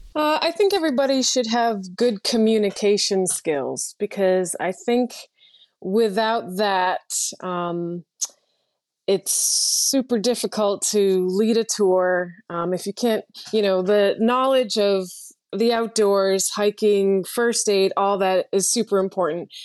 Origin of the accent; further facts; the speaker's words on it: West Paris, Maine, United States; moved away as an adult; my home state of Maine